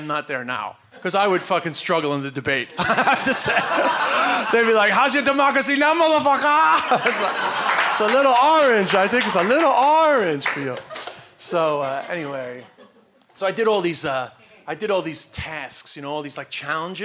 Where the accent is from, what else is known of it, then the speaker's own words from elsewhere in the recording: New York City, New York, United States; I'm from Flushing, Queens